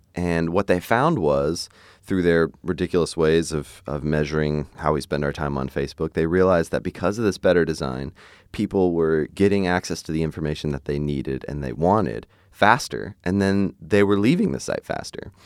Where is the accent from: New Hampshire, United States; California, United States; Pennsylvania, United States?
Pennsylvania, United States; Hershey; I grew up in Hershey, Pennsylvania, so it's like, that's where they make the candy